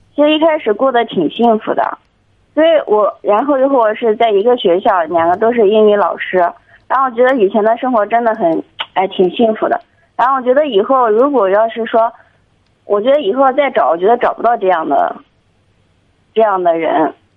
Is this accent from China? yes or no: yes; Anhui, China; 我就是安徽的